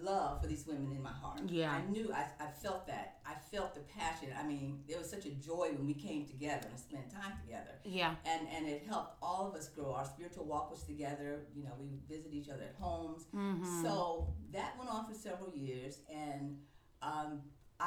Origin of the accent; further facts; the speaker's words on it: East Cleveland, Ohio, United States; moved away as an adult; also born or lived in Atlanta, Georgia; I grew up in East Cleveland